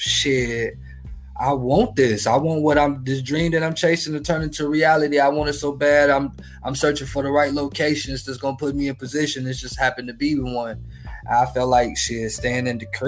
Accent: Marshalltown, Indiana, United States; moved away; I'm from Marshalltown

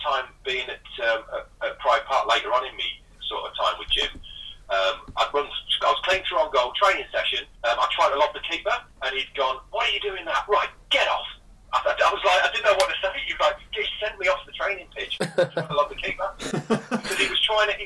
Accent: a small town in Lincolnshire, East Midlands, United Kingdom; from a small town in Lincolnshire.

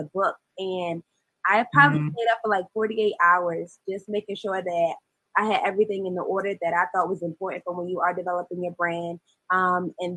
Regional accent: Baltimore, Maryland, United States; I'm born and raised in Baltimore, Maryland

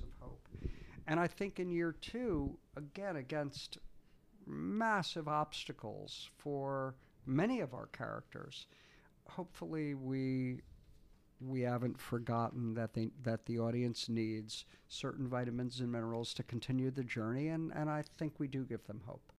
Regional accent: United States; I'm also an American working in Canada a lot

